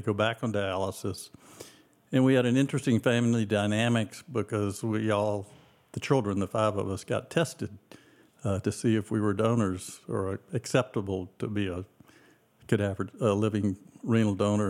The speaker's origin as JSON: {"language": "English", "town": "Decatur", "region": "Georgia", "country": "United States", "tie": "born or raised there", "also_born_or_lived": "Athens, Georgia", "moved": "yes", "said": "we moved to Decatur, which is part of Atlanta where I grew up"}